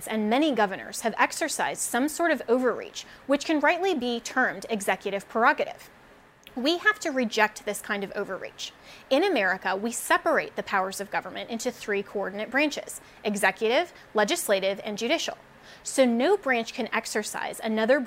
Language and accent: English; United States; we as American citizens